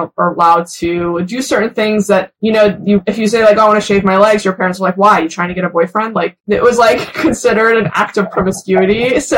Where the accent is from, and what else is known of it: Beverly Hills, California, United States; born or raised there; English is a second language; also born or lived in New York / Iran